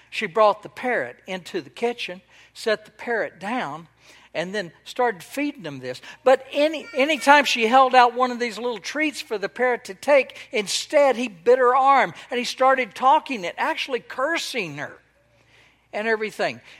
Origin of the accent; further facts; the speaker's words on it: Texas, United States; now in Israel; I was born and raised in Texas